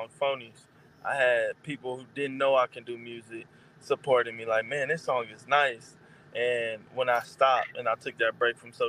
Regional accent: Milwaukee, Wisconsin, United States; now in Arizona, United States; I live in Arizona now, but I'm originally from Milwaukee

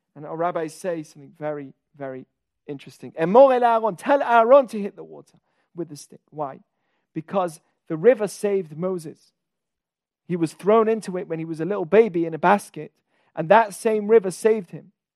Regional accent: England, United Kingdom; I'm from England.

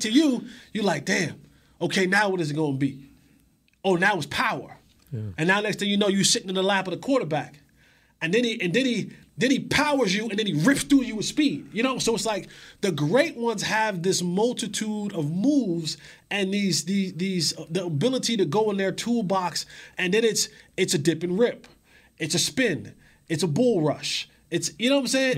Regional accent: New Jersey, United States; growing up in New, in, in the Northeast in New, in Jersey

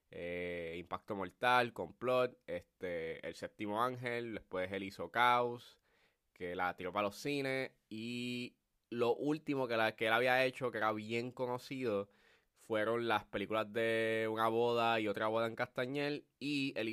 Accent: Puerto Rico; cómo somos los puertorriqueños y toda la cosa.

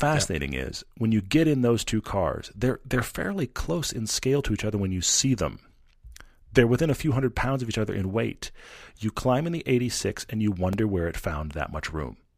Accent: Texas, United States; now in Utah, United States; I am from Texas

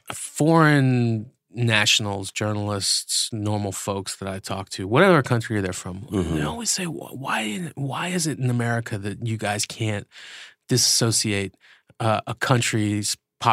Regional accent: United States; also born or lived in Iran; I'm an American.

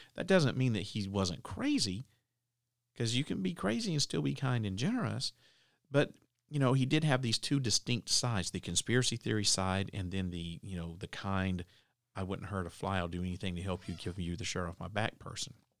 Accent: the South, United States; I'm from the South

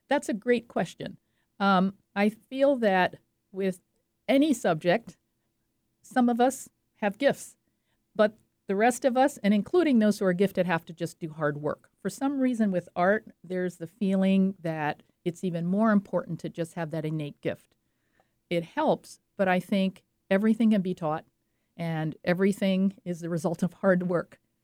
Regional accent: French Riviera, Provence-Alpes-Côte d'Azur, France; moved away; I grew up on the French Riviera

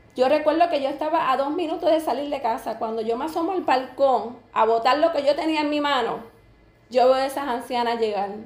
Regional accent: Camuy, Puerto Rico; also born or lived in Hatillo; yo soy de Camuy, mi esposo es de Atillo, viví un tiempo en Atillo y volví me mudé para Camuy.

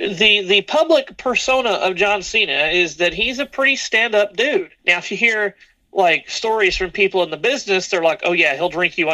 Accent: the South, United States; I grew up in the South

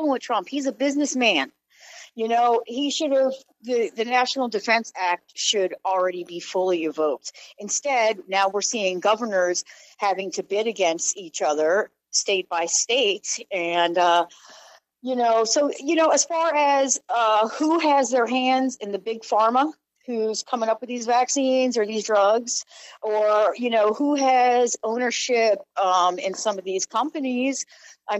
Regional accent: New Orleans, Louisiana, United States; also born or lived in Alaska; now in Indianapolis, United States; I am from New Orleans

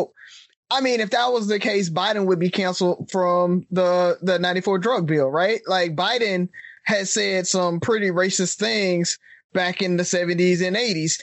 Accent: Alabama, United States; we grew up in the Alabama system, right? We all took Alabama history together

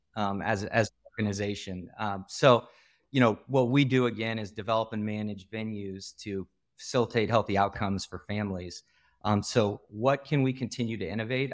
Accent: Iowa, United States; moved away; I'm from the Midwest originally. I'm from Iowa

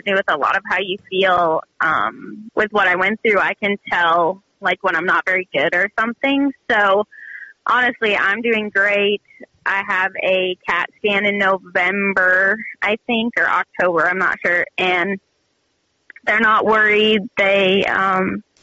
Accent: Hyannis, Nebraska, United States; moved away as an adult; Hyannis. It's a really small town.

